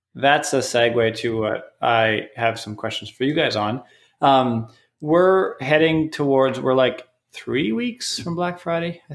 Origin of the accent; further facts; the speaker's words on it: Canada; now in United States; I'm from Canada